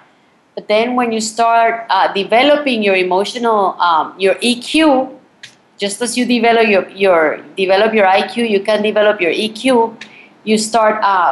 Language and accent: English; Colombia; moved away; also born or lived in Miami, United States; I'm actually from Colombia.